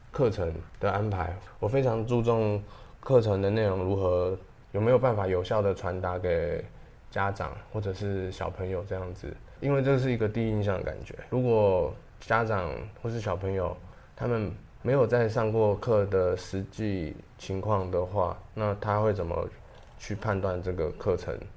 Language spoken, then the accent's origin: Chinese; Taiwan; 跟跟我们台湾的也是有不同的感觉